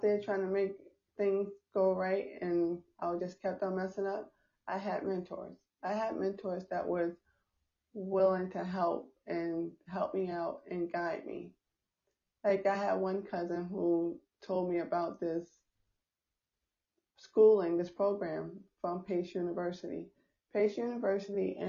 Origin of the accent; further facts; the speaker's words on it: New York, United States; I'm from New York